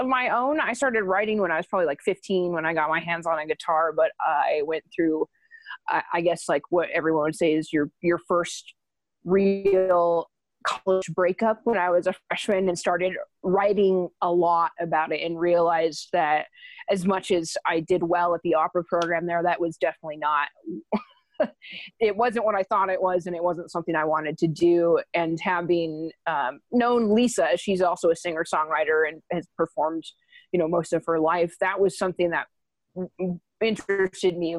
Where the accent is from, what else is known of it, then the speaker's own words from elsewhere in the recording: Lewistown, Montana, United States; now in Santa Fe, United States; I was born and raised in Montana